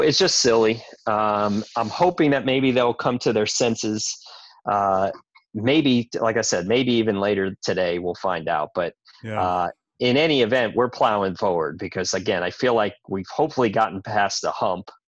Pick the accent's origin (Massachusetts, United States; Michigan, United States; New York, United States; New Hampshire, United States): New York, United States; I grew up in New York, so I grew up eating good food